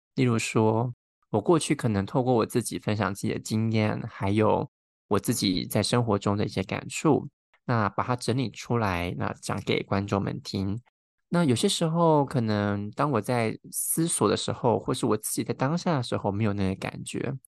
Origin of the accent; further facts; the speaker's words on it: Taiwan; moved away; 我在台湾或人生成长过程中